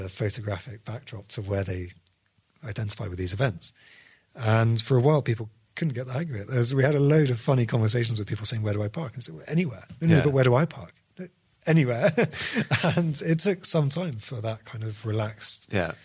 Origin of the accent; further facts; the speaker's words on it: United Kingdom; we're British